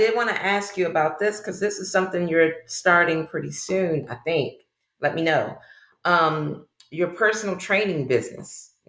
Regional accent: Baltimore, Maryland, United States; also born or lived in North Carolina; I am also born in North Carolina. But he says I'm not real because I was raised in Baltimore.

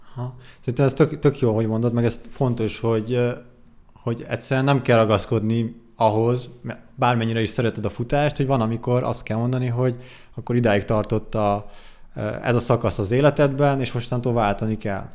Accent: Székesfehérvár, Fejér, Hungary; Székesfehérvári vagyok egyébként

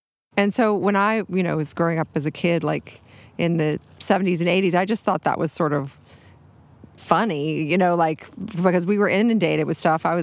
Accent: Nashville, Tennessee, United States; now in Jackson Heights, United States; I'm from Nashville

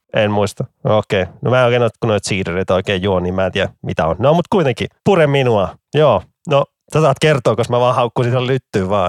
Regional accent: Vantaa, Uusimaa, Finland; Mä oon ylpeä vantaalainen

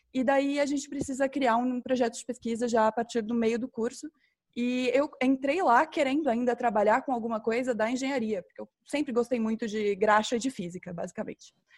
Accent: Campo Grande, Mato Grosso do Sul, Brazil; moved away; eu sou, sou mato-grossense, é, nasci em Campo Grande, fui criada em Campo Grande, mas saí daqui meio cedo

